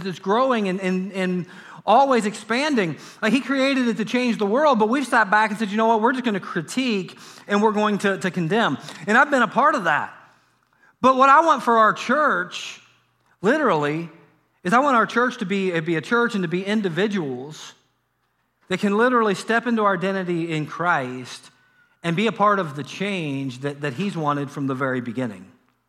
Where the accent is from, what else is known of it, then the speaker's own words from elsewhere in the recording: Harrison, Ohio, United States; Like, for me growing up in Harrison, Ohio, it was 5, 9, and 12.